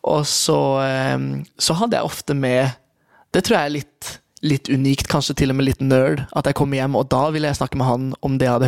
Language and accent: Norwegian; Kristiansand, Agder, Norway; jeg er fra Kristiansand, og eh, der er det det er nok det i flere steder i Norge, men midt i bibelbeltet så er det et veldig tydelig skille.